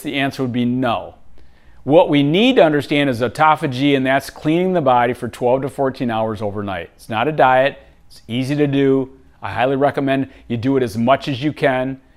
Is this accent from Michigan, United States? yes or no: yes; Michigan, United States; Growing up in Michigan, again, I had great parents, but I grew up on really unhealthy foods